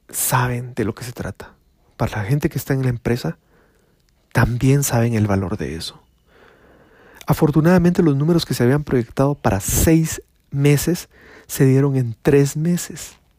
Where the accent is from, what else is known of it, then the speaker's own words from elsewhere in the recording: Guatemala; Les estoy hablando de mi país, les estoy hablando de Guatemala